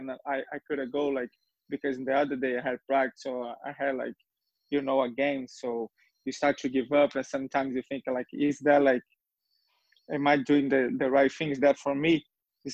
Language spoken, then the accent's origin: English; Rio de Janeiro, Brazil; English is a second language; now in Tulsa, United States; So I was born in Brazil, Rio de Janeiro, and specifically like the neighbor is called Meia